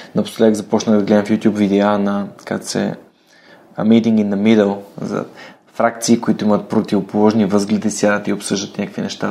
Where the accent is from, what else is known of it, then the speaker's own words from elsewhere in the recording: Bulgaria; аз много се радвам, че съм българин